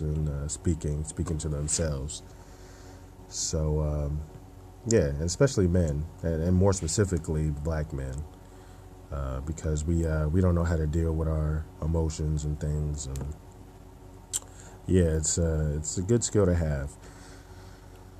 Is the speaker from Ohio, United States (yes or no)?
no; Burlington, New Jersey, United States; I'm from New Jersey, from a small town in New Jersey, Burlington, New Jersey.